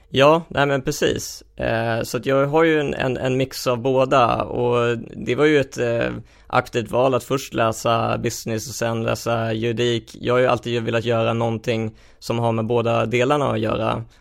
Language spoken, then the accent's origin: Swedish; Helsingborg, Skåne, Sweden; jag växte upp i, i Helsingborg